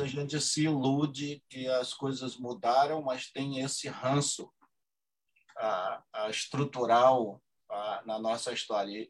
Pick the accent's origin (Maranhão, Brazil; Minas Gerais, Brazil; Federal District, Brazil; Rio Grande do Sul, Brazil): Maranhão, Brazil; moved away; eu vim do Maranhão